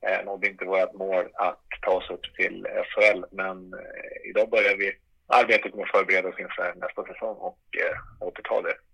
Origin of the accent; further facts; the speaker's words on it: Umeå, Västerbotten County, Sweden; moved away as an adult; En 45-åring, eh, eh, född och uppvuxen i eh, Umeå.